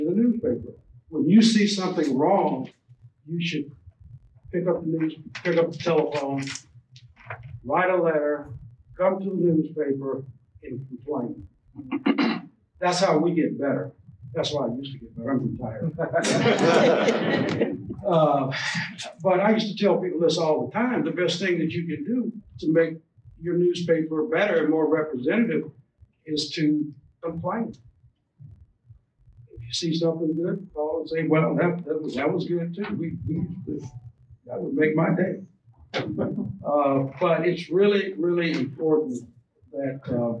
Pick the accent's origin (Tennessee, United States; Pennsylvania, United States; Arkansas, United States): Arkansas, United States; moved away as an adult; also born or lived in Mississippi / Louisiana / Florida / Wilmington, Delaware; now in Louisville, United States; I worked in Arkansas, my home state